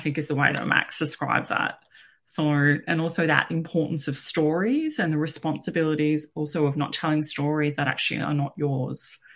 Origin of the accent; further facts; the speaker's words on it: Bunurong land, Victoria, Australia; I was born on Bunurong land, and actually I've lived on Bunurong land pretty much all my life.